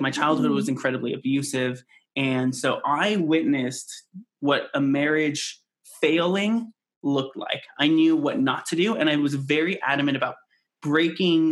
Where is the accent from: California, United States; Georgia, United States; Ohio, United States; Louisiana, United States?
California, United States; moved away as an adult; now in Colorado Springs, United States; We grew up in California though, so it's very multicultural.